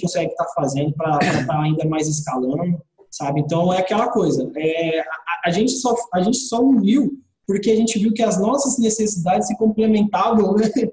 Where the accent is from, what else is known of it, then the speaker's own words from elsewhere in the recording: Mato Grosso, Brazil; moved away as an adult; now in Brasília, Brazil; eu vim lá do Mato Grosso, sabe? Do, do interiorzão lá do Mato Grosso. Então, eu morei minha vida toda lá.